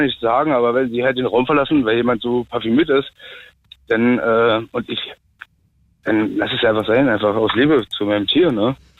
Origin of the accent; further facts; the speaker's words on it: Berlin, Germany; Ich bin Berliner durch und durch